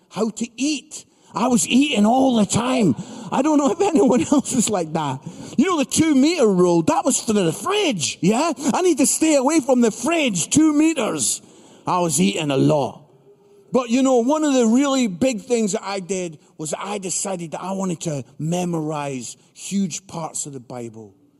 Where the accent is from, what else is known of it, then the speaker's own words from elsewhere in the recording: Edinburgh, Scotland, United Kingdom; also born or lived in Barnsley; I'm from Edinburgh, Scotland, most beautiful city in the world